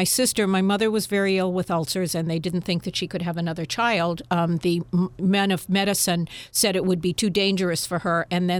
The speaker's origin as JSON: {"language": "English", "town": "Natick", "region": "Massachusetts", "country": "United States", "tie": "born or raised there", "said": "Natick is a suburb of Boston, about 16 miles outside of Boston. And my mother and father lived there for a number of years. They moved there from Holliston because the schools were better in Natick."}